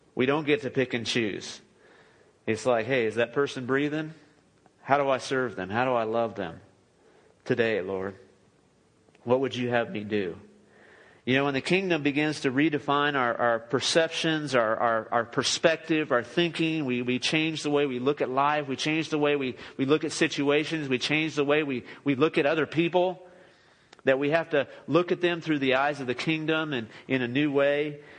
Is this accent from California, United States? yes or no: yes; Los Angeles, California, United States; moved away as an adult; now in Midland, United States; I grew up in the Los Angeles area